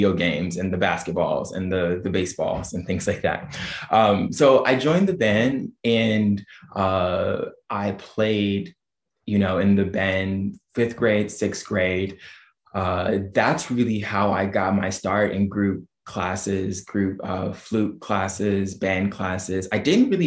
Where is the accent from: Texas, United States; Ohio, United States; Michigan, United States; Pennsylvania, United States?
Ohio, United States; Dayton; also born or lived in Oberlin, Ohio; I was born in Dayton, Ohio. That's where I grew up from the time I was born